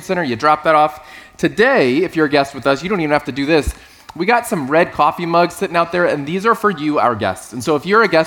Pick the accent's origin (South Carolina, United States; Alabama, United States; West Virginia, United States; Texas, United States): Texas, United States; South; moved away; I grew up in South Texas